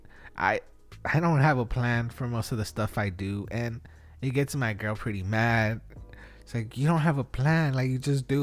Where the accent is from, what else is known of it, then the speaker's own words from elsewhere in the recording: Wilmington, United States; we're from Wilmington